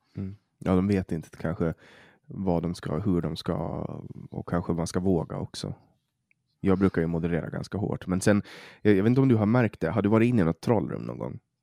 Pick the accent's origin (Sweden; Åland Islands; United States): Åland Islands; accent: Åland Swedish; jag pratar åländska